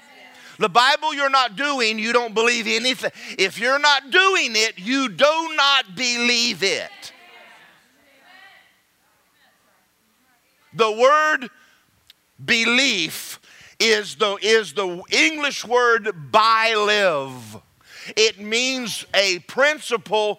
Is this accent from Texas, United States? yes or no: no; Georgia, United States; now in Florida, United States; I'm from Georgia